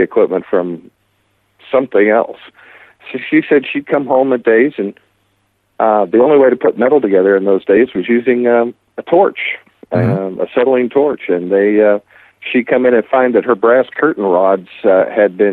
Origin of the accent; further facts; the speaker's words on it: Vicksburg, Mississippi, United States; now in Branson, United States; I grew up in Vicksburg, Mississippi